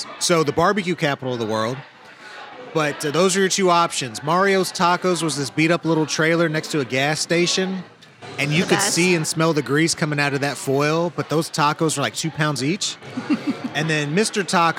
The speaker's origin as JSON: {"language": "English", "town": "Ipswich", "region": "East of England", "country": "United Kingdom", "tie": "born there"}